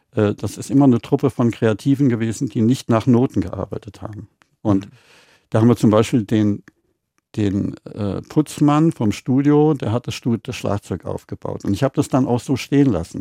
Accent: Schlierbach, Hesse, Germany; Meine Eltern hatten ein Hotel mhm. und da waren zwei Kinos, eine am Hotel und einen noch weiter weg in Steinau. Das ist Schlierbach bei Wächtersbach oben mhm. im Vogelsberg

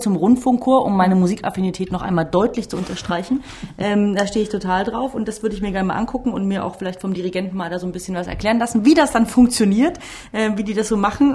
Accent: Central Germany, Germany; weil wir wirklich auch von hier sind

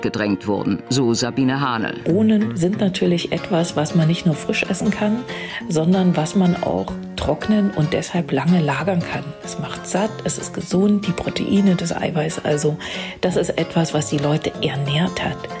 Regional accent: Erfurt, Thuringia, Germany

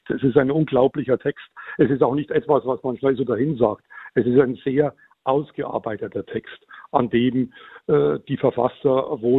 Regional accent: Bavaria, Germany; ich komme aus der Gegend

